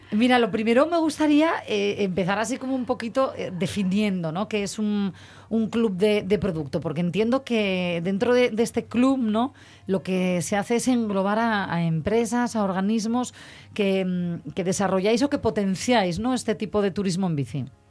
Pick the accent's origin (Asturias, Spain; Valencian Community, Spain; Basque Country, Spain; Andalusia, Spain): Asturias, Spain; somos asturianos